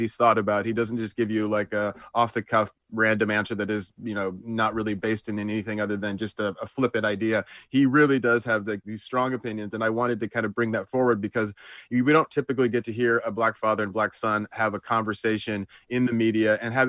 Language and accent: English; Atlanta, Georgia, United States; moved away; I was born in Atlanta and raised in Atlanta for the first part of my life.